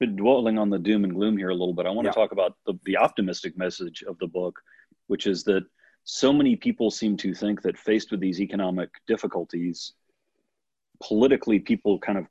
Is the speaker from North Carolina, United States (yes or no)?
yes; Durham, North Carolina, United States; I'm from Durham, North Carolina